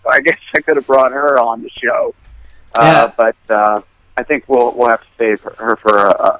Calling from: Long Beach Island, New Jersey, United States; I'm calling from Long Beach Island in New Jersey on a family vacation. And we've been here for a week.

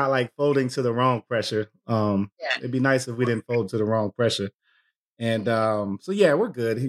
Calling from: Minneapolis, Minnesota, United States; I am in Minneapolis, so a couple hours ahead of you.

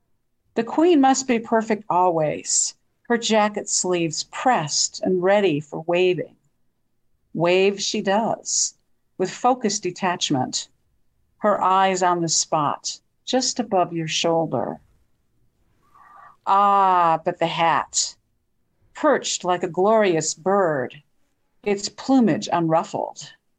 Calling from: Bisbee, Arizona, United States; I'm calling from Bisbee, Arizona.

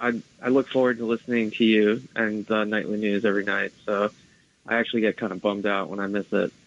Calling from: New Jersey, United States; from New Jersey.

